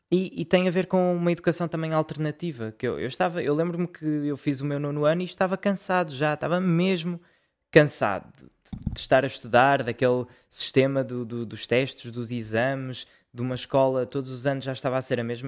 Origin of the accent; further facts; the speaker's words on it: Portugal; eu sou português